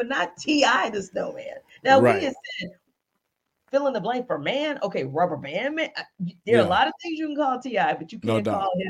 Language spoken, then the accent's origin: English; Louisiana, United States; also born or lived in Northeast United States; now in Atlanta, United States; because I'm from Louisiana.